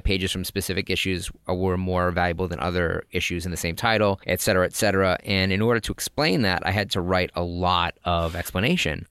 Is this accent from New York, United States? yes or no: no; Lynn, Massachusetts, United States; I'm from Lynn